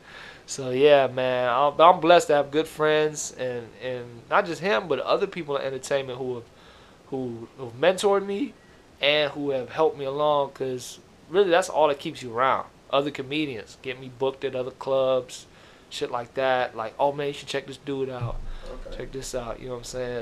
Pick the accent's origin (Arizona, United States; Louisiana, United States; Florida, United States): Florida, United States; Miami; now in Los Angeles, United States; I'm originally from Miami